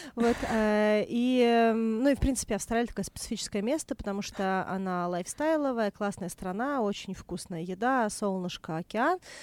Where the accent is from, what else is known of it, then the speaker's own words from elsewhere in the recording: Moscow, Russia; also born or lived in Australia; Я выросла в Москве